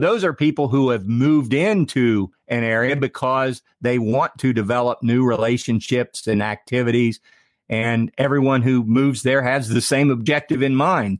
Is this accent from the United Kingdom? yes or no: no; Ohio, United States; I'm from Ohio.